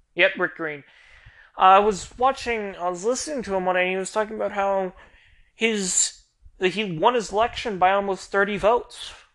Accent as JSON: {"language": "English", "country": "United States", "also_born_or_lived": "Florida", "said": "We, as the American people"}